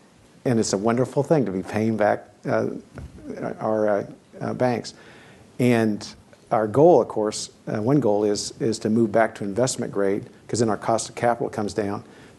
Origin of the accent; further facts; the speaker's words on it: Kansas, United States; moved away; also born or lived in Seattle, Washington; I grew up in Kansas. I grew up in Seattle with Boeing.